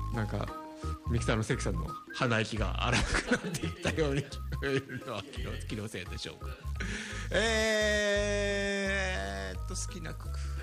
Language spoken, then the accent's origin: Japanese; Tokyo, Japan; 池袋、僕生まれ育ったとこですけども